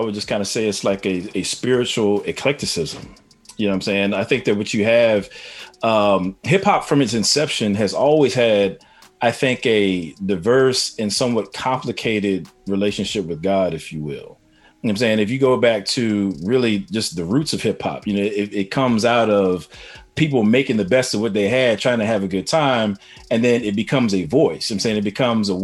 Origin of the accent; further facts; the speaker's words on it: East Coast, United States; I'm from the East Coast